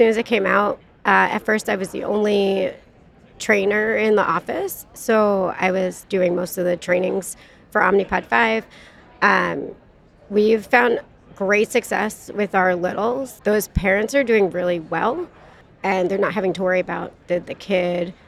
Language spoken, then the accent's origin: English; New Jersey, United States; I am from New Jersey